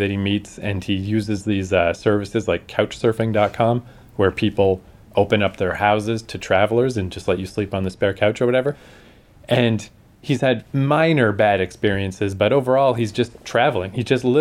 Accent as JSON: {"language": "English", "country": "Canada", "said": "we're Canadian"}